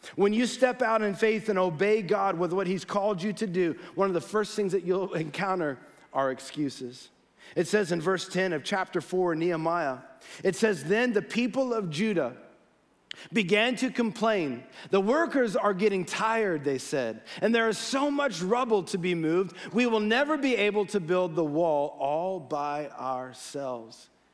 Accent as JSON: {"language": "English", "town": "Los Gatos", "region": "California", "country": "United States", "tie": "born or raised there", "said": "I was born in Los Gatos, uh, dedicated here as a baby by Pastor Ken"}